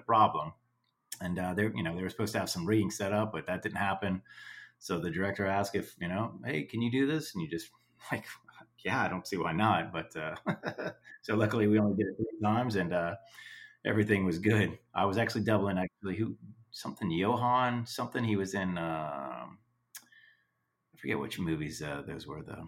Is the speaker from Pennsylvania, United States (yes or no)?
no; Cocoa Beach, Florida, United States; also born or lived in Orlando, Florida; I grew up in Florida in Cocoa Beach area, and then moved to Orlando